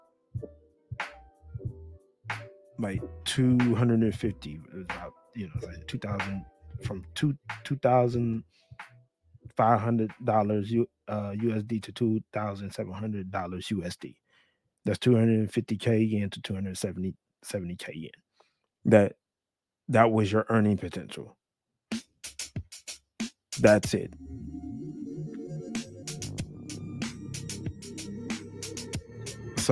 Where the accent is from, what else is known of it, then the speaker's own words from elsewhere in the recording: United States; moved away as an adult; now in Japan; as an American